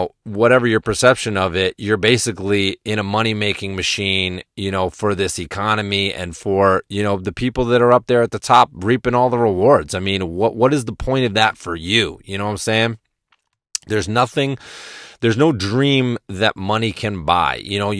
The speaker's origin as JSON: {"language": "English", "region": "Massachusetts", "country": "United States", "tie": "born or raised there", "said": "And where I grew up in Western Massachusetts now, the winters are much milder and much more tame, and I like a lot of snow."}